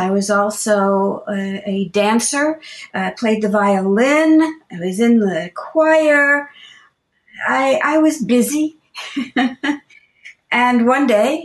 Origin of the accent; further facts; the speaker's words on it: Bermuda; moved away; also born or lived in United States; while I was born in the States, I was really brought up in Bermuda. We went back to Bermuda when I was just a baby